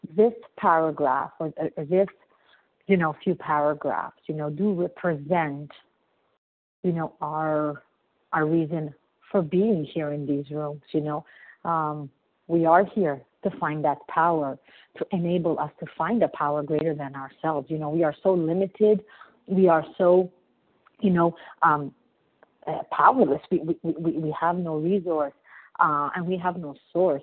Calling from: Montreal, Quebec, Canada; I'm calling from Montreal, Canada.

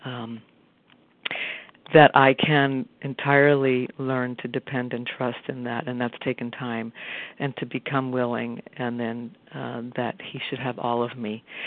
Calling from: Arlington, Massachusetts, United States; from Arlington, Massachusetts.

